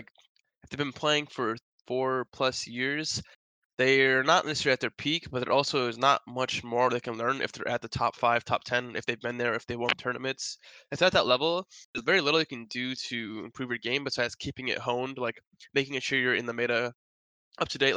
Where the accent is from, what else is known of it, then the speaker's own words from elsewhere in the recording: Wisconsin, United States; moved away as an adult; now in Los Angeles, United States; I'm actually from Wisconsin, so I've been in LA for over a year now